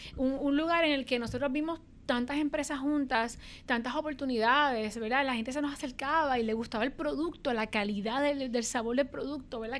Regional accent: Puerto Rico; los puertorriqueños somos así

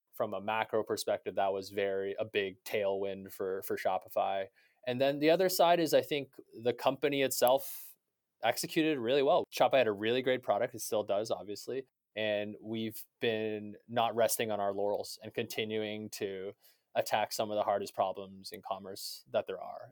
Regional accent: Canada; as a Canadian

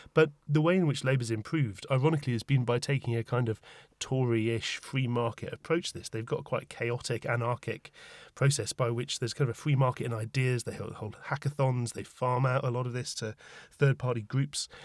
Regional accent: Tyneside, North East England, United Kingdom; moved away as an adult; now in London, United Kingdom; In my mind, Tyneside is still my home with a capital H

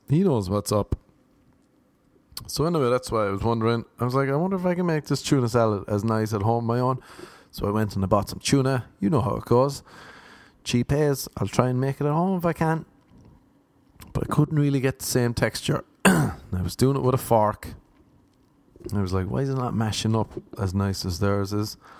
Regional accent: Ireland; moved away as an adult; also born or lived in Cork; now in Los Angeles, United States; I'm an Irishman trying to make it in LA.

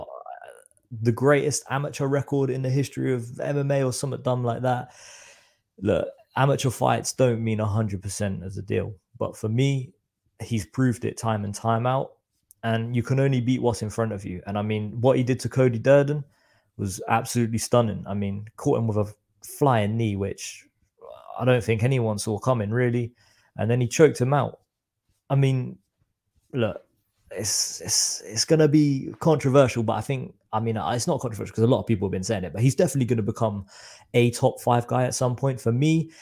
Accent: Reading, South East England, United Kingdom; I'm from Reading, so it's about, say, an hour away from London

